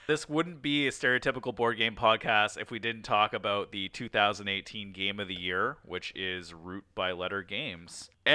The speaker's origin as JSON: {"language": "English", "country": "Canada", "said": "But we're all Canadian, so we're all good at that."}